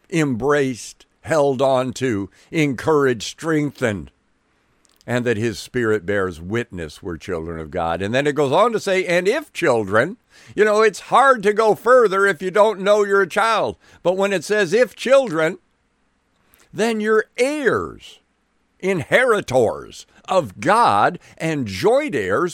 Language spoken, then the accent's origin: English; Milwaukee, Wisconsin, United States; born there; I don't doubt it any more than I doubt I was born in 1951 in Milwaukee, Wisconsin.